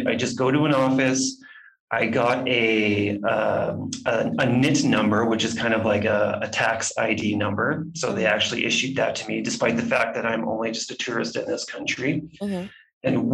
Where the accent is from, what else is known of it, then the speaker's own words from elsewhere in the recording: Swift Current, Saskatchewan, Canada; moved away as an adult; also born or lived in Banff, Alberta; now in Guatemala; my hometown in South Current, Saskatchewan